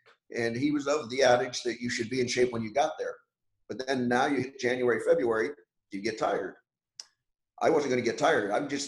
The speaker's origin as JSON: {"language": "English", "country": "Canada", "tie": "born or raised there", "said": "I was lucky enough growing up in Canada"}